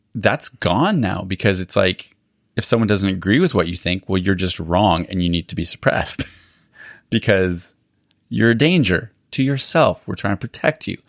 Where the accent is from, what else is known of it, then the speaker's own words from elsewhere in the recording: Alberta, Canada; moved away; I grew up in Alberta